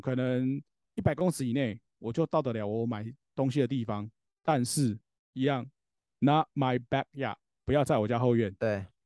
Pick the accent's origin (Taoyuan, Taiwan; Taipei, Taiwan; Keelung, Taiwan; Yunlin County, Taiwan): Taoyuan, Taiwan; 像我们桃园这边也是一样